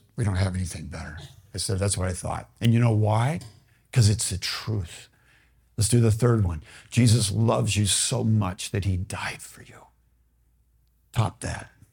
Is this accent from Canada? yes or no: no; Bloomington, Minnesota, United States; I grew up in Bloomington